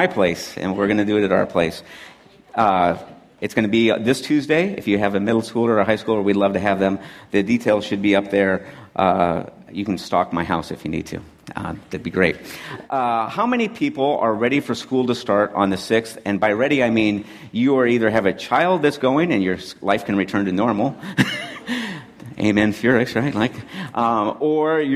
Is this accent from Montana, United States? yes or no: yes; Montana, United States; also born or lived in San Francisco; now in Pacific Northwest, United States; I'm from Montana